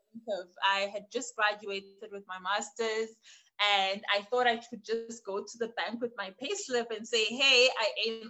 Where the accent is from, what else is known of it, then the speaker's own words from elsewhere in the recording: Port Elizabeth, Eastern Cape, South Africa; moved away as an adult; now in Grahamstown, South Africa; Born and bred in Port Elizabeth, raised by three wonderful women